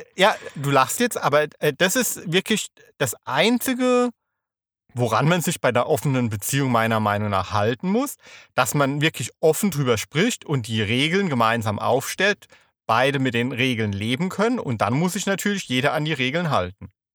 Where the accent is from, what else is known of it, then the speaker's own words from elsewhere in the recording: Rhineland-Palatinate, Germany; ich komme ja aus der Pfalz